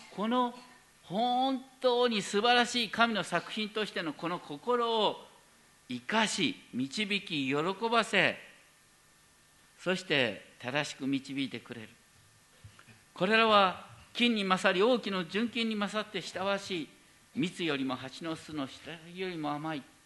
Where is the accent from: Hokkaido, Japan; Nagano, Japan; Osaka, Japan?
Hokkaido, Japan; now in Tokyo, Japan; 僕は北海道出身だからさ